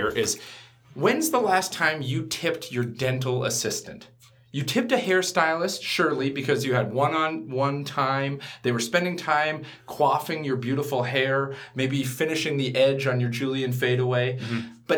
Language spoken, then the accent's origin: English; Canada; I'm entering into the social construct as a Canadian